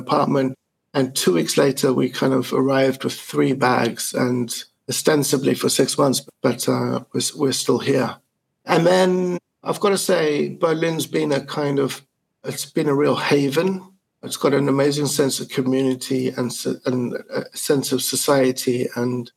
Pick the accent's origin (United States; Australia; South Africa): South Africa; moved away as an adult; also born or lived in Italy; now in Germany; I was born in 1970 in South Africa in the midst of apartheid